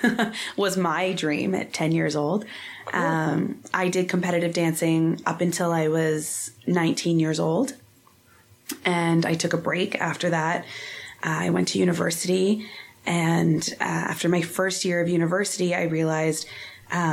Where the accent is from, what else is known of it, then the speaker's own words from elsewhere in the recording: Lower Sackville, Nova Scotia, Canada; I grew up here in Lower Sackville in Nova Scotia. I born and raised, I still live only a couple streets away from my parents.